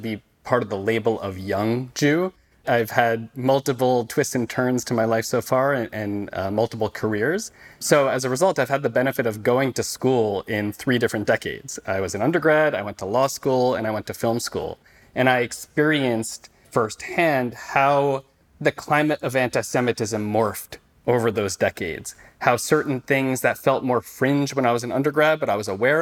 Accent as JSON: {"language": "English", "region": "New York", "country": "United States", "moved": "yes", "lives_now": "Los Angeles, United States", "said": "I'm from New York originally"}